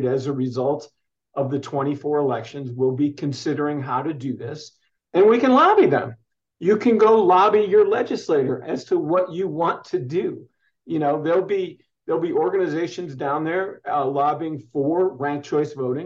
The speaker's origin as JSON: {"language": "English", "town": "Ann Arbor", "region": "Michigan", "country": "United States", "tie": "born or raised there", "moved": "yes", "lives_now": "Arizona, United States", "said": "as a young man growing up in Ann Arbor, Michigan"}